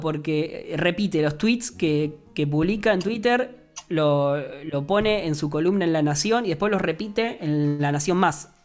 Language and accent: Spanish; Argentina